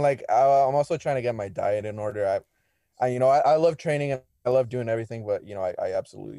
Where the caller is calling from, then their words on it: Tustin, California, United States; I'm from Tustin, like an hour away below LA.